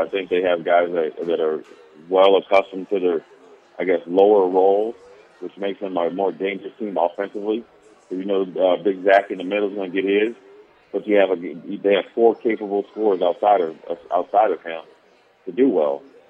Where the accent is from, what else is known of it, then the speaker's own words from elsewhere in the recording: Colorado, United States; since I'm from Colorado